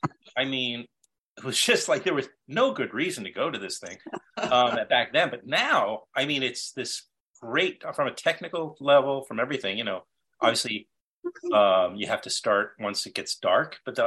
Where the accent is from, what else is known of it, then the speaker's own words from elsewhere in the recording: New York City, New York, United States; I grew up in Queens back in the 70s